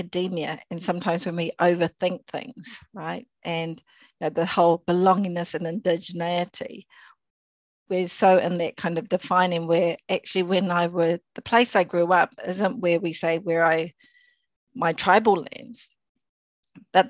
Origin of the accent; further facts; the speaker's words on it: Tauranga, Bay of Plenty, New Zealand; moved away; we grew up in Tauranga, and there's a range of mountains